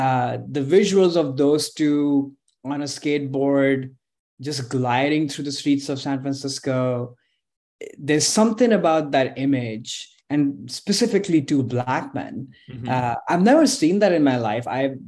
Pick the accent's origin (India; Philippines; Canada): India; now in United States; And as somebody, you know, who's moved his whole life, growing up in India, different parts of the country there, but then also in this country